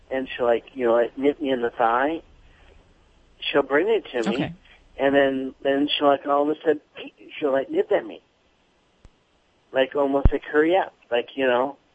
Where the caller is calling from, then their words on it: Santa Maria, California, United States; From Santa Maria, California.